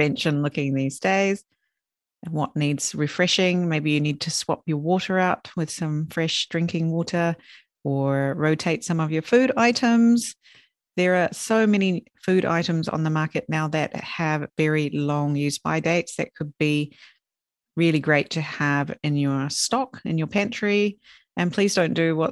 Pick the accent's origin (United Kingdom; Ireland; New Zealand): New Zealand; also born or lived in Sweden; now in Japan; my hometown in New Zealand where I kind of grew up